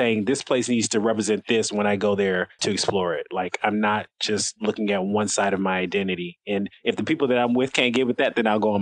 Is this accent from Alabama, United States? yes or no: no; Chicago, Illinois, United States; now in Washington, D.C., United States; I grew up in Chicago. I currently live in Washington, D.C.